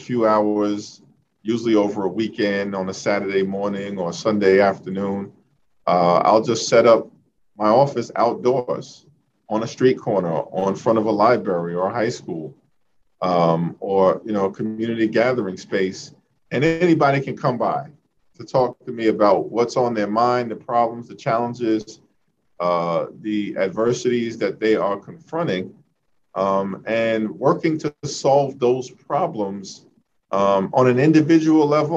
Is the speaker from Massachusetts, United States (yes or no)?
no; New York City, New York, United States; growing up in Central Brooklyn, in the midst of the crack cocaine epidemic